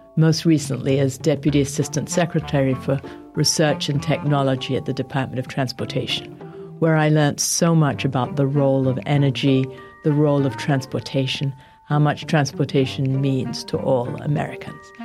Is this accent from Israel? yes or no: no; London, United Kingdom; now in United States; I was born in London and spent a lot of time in England.